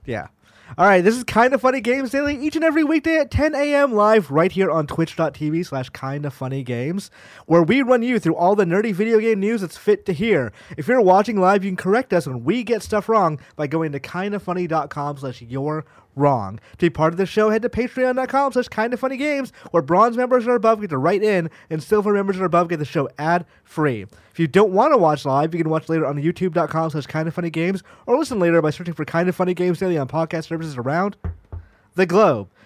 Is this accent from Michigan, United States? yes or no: no; Georgia, United States; now in San Francisco, United States; I am from Georgia originally